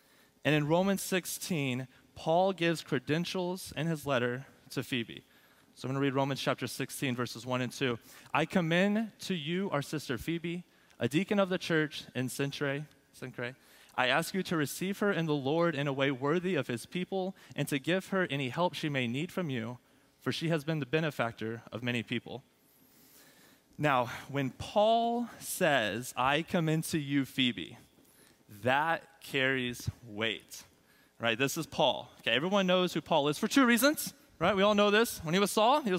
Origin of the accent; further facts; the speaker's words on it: Abilene, Texas, United States; also born or lived in Lubbock; Abilene, my hometown